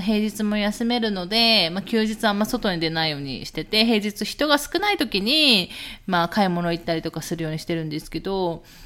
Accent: Japan; also born or lived in Miyazaki; 私とか旦那氏はさ、もう日本人です、純日本人です

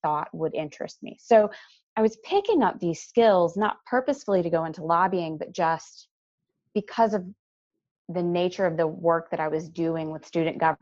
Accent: East Coast of North Carolina, United States; I grew up on the East Coast of North Carolina

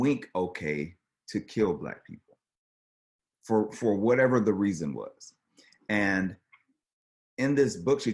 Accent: the South, United States; growing up in the South

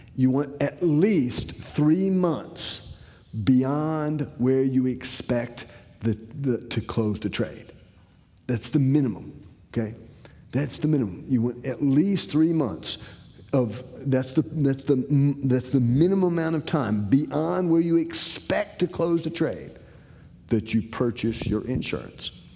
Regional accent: Decatur, Illinois, United States; I'm originally from Decatur, Illinois.

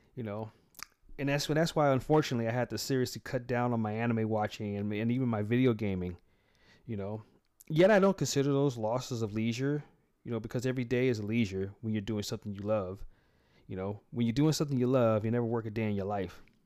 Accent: United States; also born or lived in San Francisco, California / Atlanta, Georgia / Nevada; myself being an American

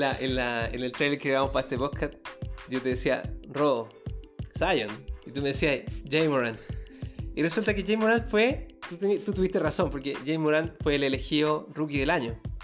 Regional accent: Chile; yo soy chileno

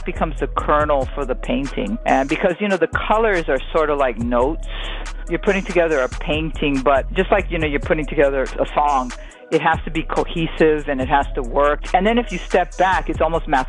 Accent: Hawaii, United States; moved away as an adult; now in New York, United States; I'm from Hawaii

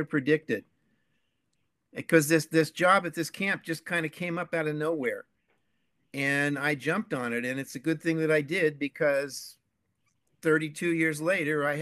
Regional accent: San Francisco, California, United States; I'm basically a California boy. I grew up in San Francisco, born and raised, and then moved down to Southern California.

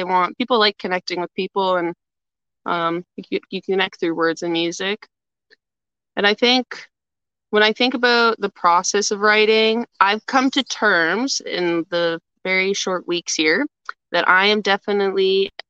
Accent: Atikokan, Ontario, Canada; I'm originally from Northern Ontario. I moved around lots growing up, but I would say mainly my home base was a small town called Atikokan.

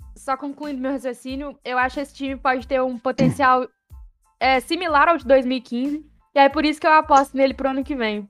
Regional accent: Brazil; sou brasileiro

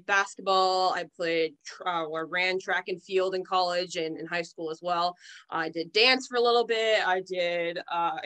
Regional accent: East Brookfield, Massachusetts, United States; also born or lived in Rochester, New York; now in Auburn, United States; East Brookfield, middle of nowhere is where I was born and raised

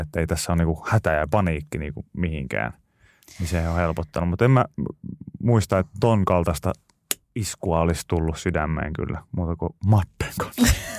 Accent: Pori, Satakunta, Finland; born or raised there

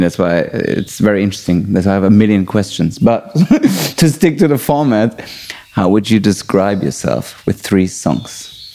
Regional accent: Germany; also born or lived in London; I'm Persian, but I was born in Germany

